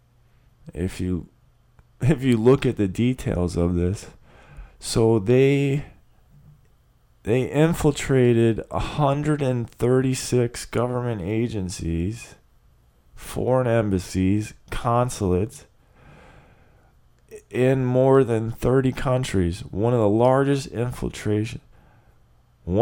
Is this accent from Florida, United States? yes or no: yes; Clearwater, Florida, United States; I grew up in Clearwater, Florida, which is the headquarters of the religion of Scientology